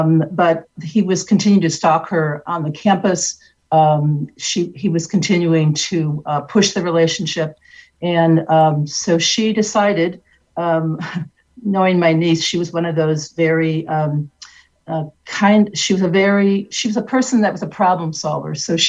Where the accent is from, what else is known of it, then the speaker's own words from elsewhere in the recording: Detroit, Michigan, United States; Michigan, which is where my family is from. I was born and raised in Detroit.